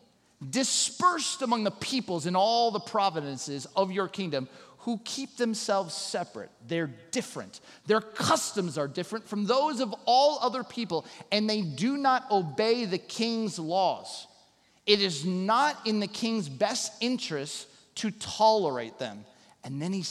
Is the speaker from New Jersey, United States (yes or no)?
no; Southern California, United States; moved away; also born or lived in Chicago; growing up in Southern California